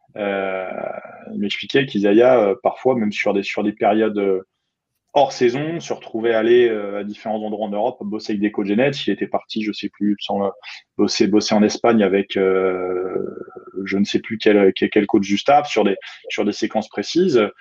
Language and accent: French; France; chez nous en France